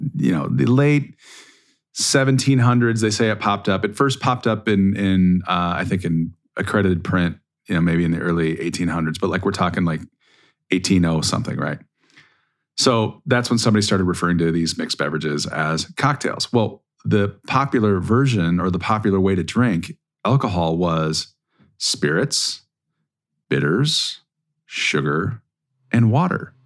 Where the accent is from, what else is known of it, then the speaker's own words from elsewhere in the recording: Minnesota, United States; I'm from Minnesota